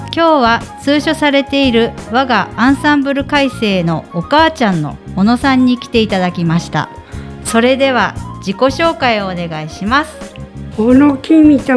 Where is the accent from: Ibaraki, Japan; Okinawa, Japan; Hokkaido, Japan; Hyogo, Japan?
Hokkaido, Japan; Otaru; moved away; 小樽です小樽